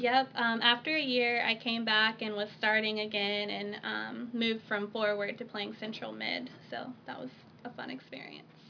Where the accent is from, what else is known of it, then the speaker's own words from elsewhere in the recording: Jacksonville, North Carolina, United States; also born or lived in Marion, Alabama; I grew up in North Carolina, Jacksonville, North Carolina